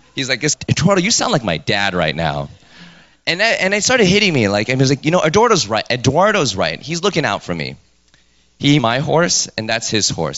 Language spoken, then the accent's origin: English; New York City, New York, United States; I was born and raised in New York